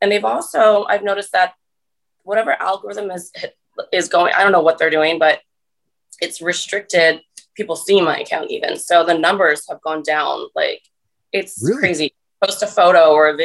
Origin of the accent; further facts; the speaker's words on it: Cape May, New Jersey, United States; moved away; I'm from Cape May